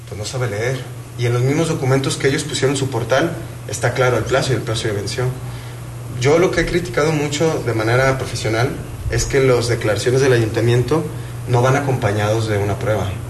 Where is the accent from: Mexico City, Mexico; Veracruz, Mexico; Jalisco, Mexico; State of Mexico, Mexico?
Jalisco, Mexico; Huentitán; soy también vecino de Huentitán